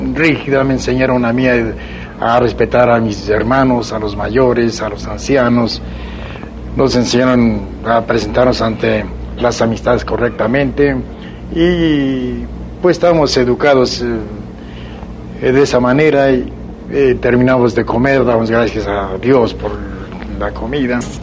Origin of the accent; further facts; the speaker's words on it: Mexico City, Mexico; nací cerca de la Ciudad de México. Soy, pues me considero aquí de la capital porque cuando llegué a México tenía aproximadamente